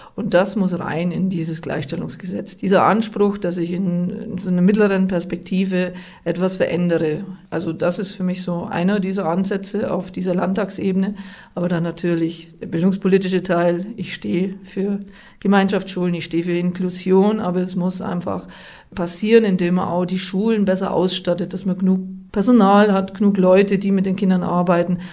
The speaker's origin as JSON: {"language": "German", "town": "Treuchtlingen", "region": "Bavaria", "country": "Germany", "tie": "born or raised there", "said": "da, wo ich herkomme, in Treuchtlingen, mit einer integrierten, differenzierten Gesamtschule anfangen konnte"}